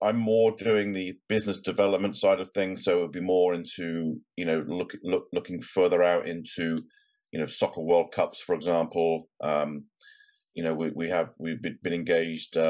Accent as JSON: {"language": "English", "town": "Newbury", "region": "South East England", "country": "United Kingdom", "tie": "born or raised there", "said": "my hometown of Newbury in Berkshire"}